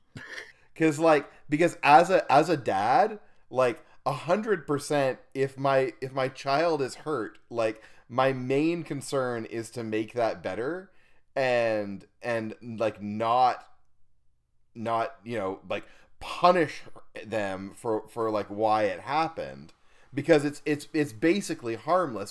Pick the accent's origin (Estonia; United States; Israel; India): Estonia; moved away; I grew up in Estonia in northeastern Europe